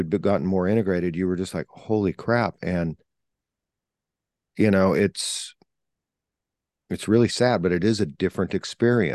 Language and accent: English; California, United States; places where I grew up in California